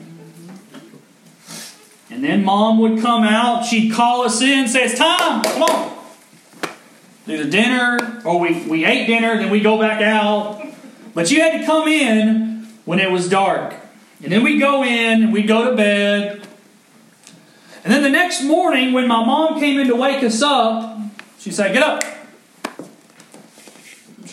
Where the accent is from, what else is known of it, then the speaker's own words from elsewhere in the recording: Owensboro, Kentucky, United States; moved away; We lived on a corner lot, had a big old yard growing up in Owensboro, Kentucky